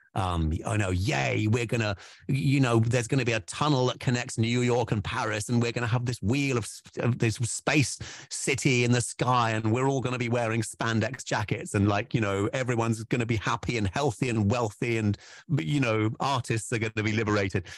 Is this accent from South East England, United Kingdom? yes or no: no; Wales, United Kingdom; we're Welsh boys